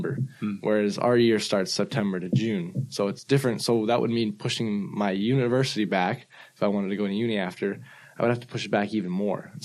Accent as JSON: {"language": "English", "town": "Vancouver", "region": "British Columbia", "country": "Canada", "said": "I'm from Canada, Vancouver, Canada"}